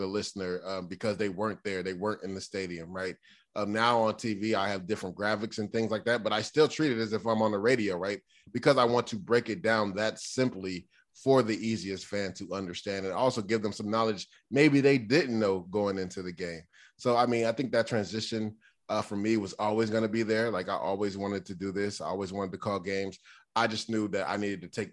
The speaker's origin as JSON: {"language": "English", "town": "Tampa", "region": "Florida", "country": "United States", "said": "I'm from Tampa"}